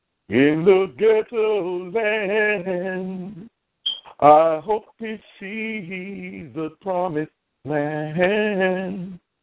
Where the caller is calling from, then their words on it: New York, United States; I am calling from New York.